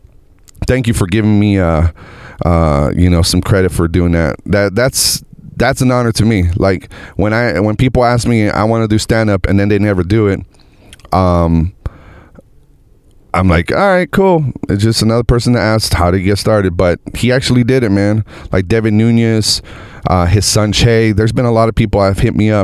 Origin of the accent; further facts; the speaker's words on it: United States; I'm an American